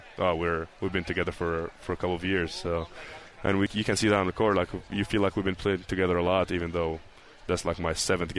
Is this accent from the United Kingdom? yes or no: no; Egypt; also born or lived in North Carolina; now in Provo, United States; I'm from Egypt